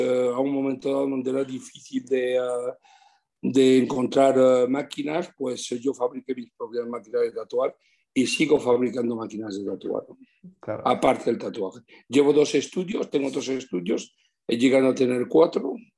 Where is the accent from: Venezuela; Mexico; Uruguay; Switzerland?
Switzerland; moved away as an adult; also born or lived in Madrid, Spain; now in Spain; me he criado en Suiza y, tengo unos recuerdos increíbles. He hecho toda mi infancia y mi juventud en Suiza hasta los 29 años